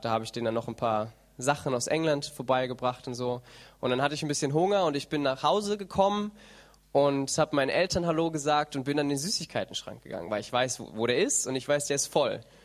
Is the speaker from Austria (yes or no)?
no; Germany